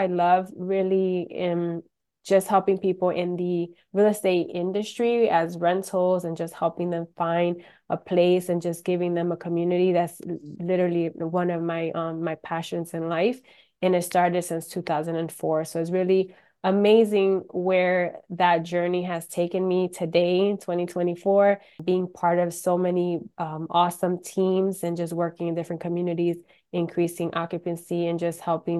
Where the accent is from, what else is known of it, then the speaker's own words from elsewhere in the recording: Rochester, New York, United States; now in Orlando, United States; Well, I'm actually originally from Rochester, New York. Moved to Orlando about 27 years ago. So I've been in Orlando for a long time.